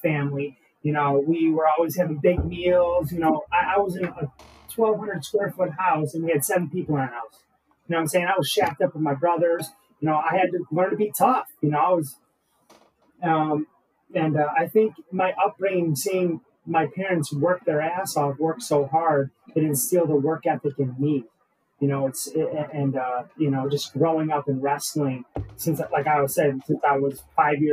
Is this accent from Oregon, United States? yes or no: no; Roseville, Michigan, United States; I'm originally from, Michigan and, grew up in Roseville.